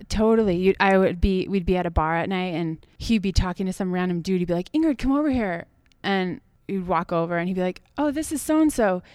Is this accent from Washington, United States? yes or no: yes; Washington, United States; moved away as an adult; also born or lived in Tahoe; now in Leavenworth, United States; I grew up in Washington